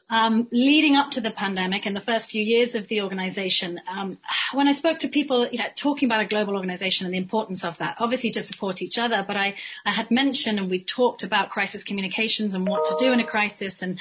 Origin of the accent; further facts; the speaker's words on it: Cayman Islands; So you mentioned I'm Caymanian. I'm from the Cayman Islands myself. I've been coming to and from the Cayman Islands from a very early age.